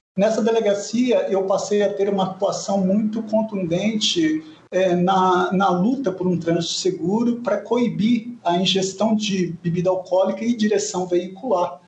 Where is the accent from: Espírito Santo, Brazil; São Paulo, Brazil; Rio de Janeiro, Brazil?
Espírito Santo, Brazil; Vitória; eu nasci no Espírito Santo, no interior do estado. Nós somos em seis filhos, eu sou mais novo, e com cinco anos de idade mudamos para a capital